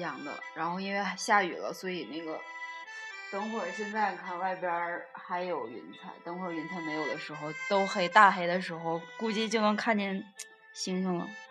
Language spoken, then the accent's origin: Chinese; Northeastern Inner Mongolia, China; 我是东北内蒙啊，但是我一直认为我是东北人